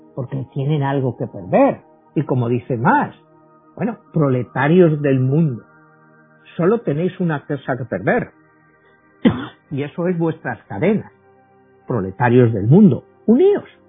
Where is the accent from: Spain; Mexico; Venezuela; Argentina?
Spain; moved away; yo vengo de España